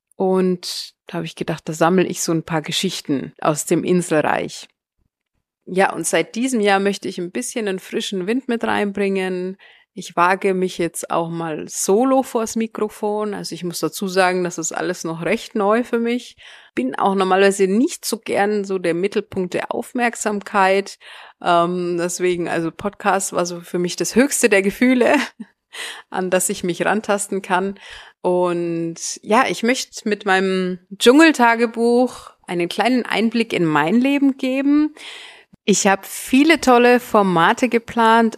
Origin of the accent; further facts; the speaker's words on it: Nuremberg, Bavaria, Germany; accent: Franconian rolling R; moved away as an adult; also born or lived in Thailand; now in Indonesia; ich komme ursprünglich aus Nürnberg, bin eine Fränkin. Das hört man wahrscheinlich auch an meinem rollenden R